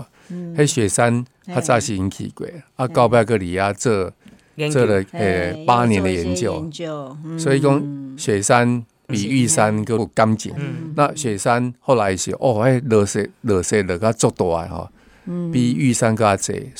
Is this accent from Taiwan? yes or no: yes; Tainan, Taiwan; 然后我台南人哦，然后叫我阿婆的哦